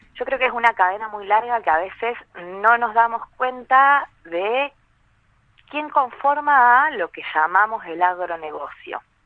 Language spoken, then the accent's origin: Spanish; San Andrés de Giles, Buenos Aires Province, Argentina; Soy de San Andrés de Giles